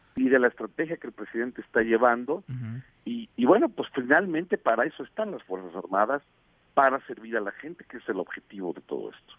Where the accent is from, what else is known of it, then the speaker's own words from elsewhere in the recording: Mexico; estamos viviendo como mexicanos